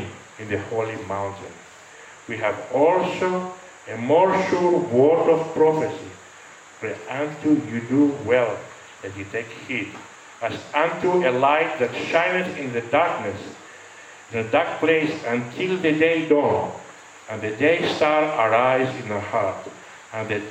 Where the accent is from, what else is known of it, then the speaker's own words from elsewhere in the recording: Greece; I am Greek.